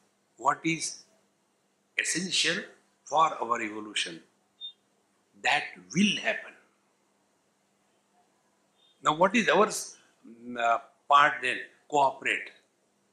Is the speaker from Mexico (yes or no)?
no; India; We are Indian